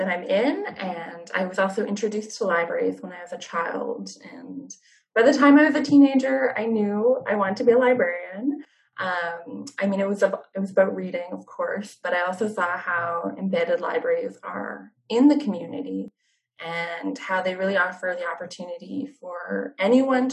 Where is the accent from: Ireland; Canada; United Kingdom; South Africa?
Canada; Fraser Valley and the Lower Mainland, British Columbia; I grew up in the Fraser Valley and the Lower Mainland